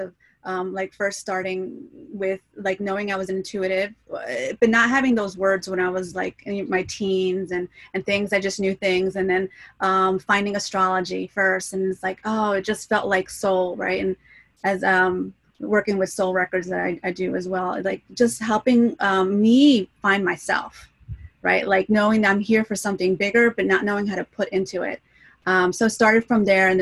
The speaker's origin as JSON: {"language": "English", "region": "New Jersey", "country": "United States", "said": "I'm from the East Coast, New Jersey, Argentinian background"}